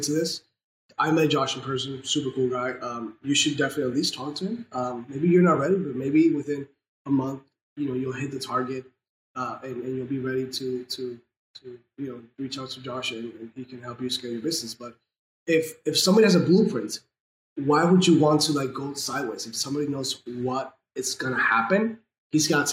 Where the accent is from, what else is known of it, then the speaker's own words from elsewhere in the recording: Venezuela; I'm from Venezuela